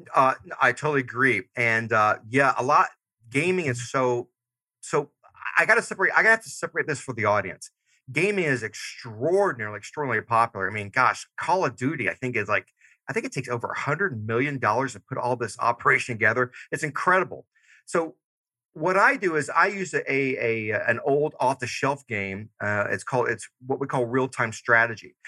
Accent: Georgia, United States; moved away; I'm originally from Georgia. So I still say y'all and dog

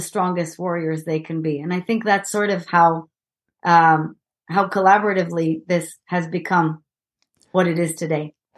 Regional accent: Israel; English is a second language; moved away; I'm an Israeli and as you might hear from my sexy accent

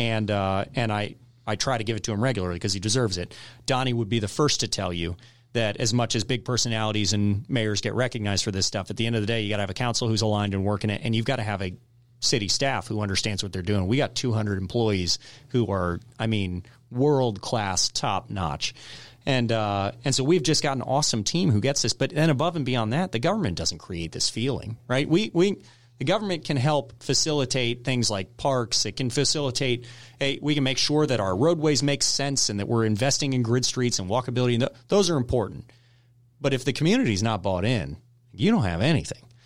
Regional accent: Woodstock, Georgia, United States; also born or lived in Michigan / California / Texas / North Carolina; I grew up in Town Lake, and so I, I grew up and really the, the part of Woodstock that was populated back when I was growing up

